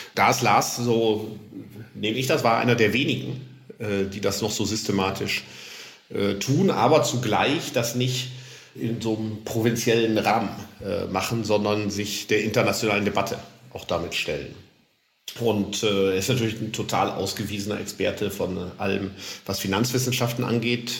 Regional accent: Lower Saxony, Germany; ich komme ja aus Niedersachsen, also nicht aus dem Saarland

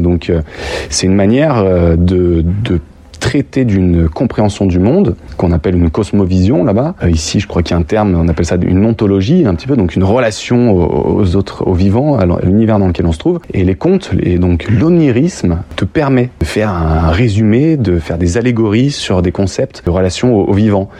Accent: Lyon, Auvergne-Rhône-Alpes, France; je suis né à Lyon

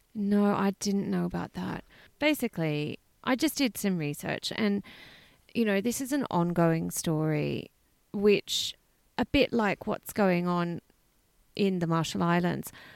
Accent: Australia; growing up in Australia

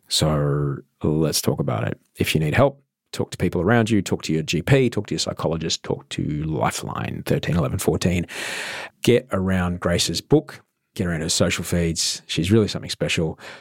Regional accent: Queensland, Australia; I grew up in Queensland

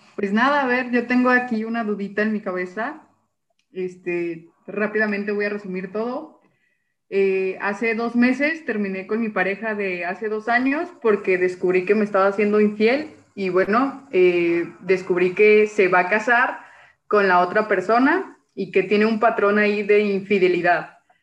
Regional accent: Mexico City, Mexico; moved away as an adult; now in Jalisco, Mexico; Yo soy de la Ciudad de México

